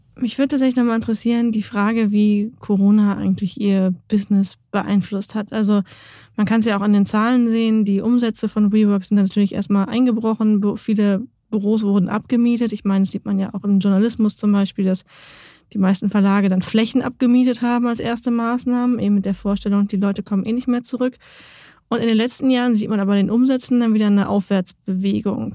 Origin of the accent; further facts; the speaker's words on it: Lower Saxony, Germany; ich komme aus Niedersachsen.